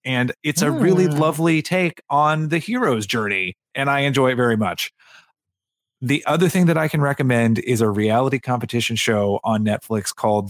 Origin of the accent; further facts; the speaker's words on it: East Tennessee, United States; I'm from East Tennessee